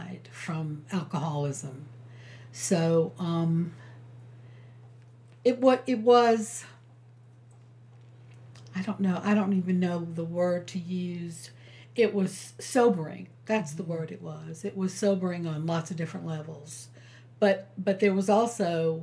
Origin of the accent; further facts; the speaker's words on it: New York, United States; now in South Carolina, United States; I was from New York